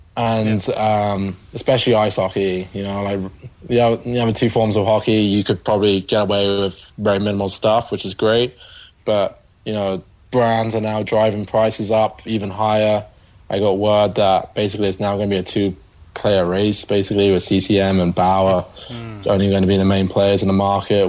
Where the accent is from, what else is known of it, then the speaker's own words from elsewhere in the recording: London, United Kingdom; So yeah, I'm from the UK. I'm from London, just outside.